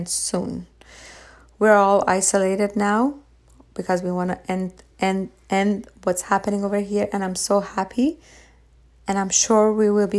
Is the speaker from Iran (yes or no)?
yes; Iran; moved away; I was raised in Iran.